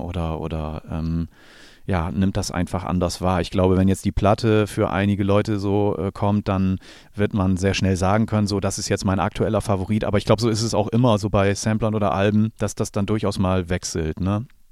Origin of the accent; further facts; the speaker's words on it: Germany; ich bin hier in der Gegend groß geworden